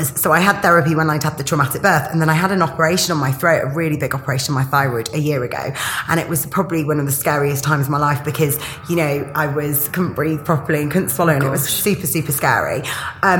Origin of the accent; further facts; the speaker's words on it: Yorkshire and the Humber, United Kingdom; my family are Greek. I'm from Yorkshire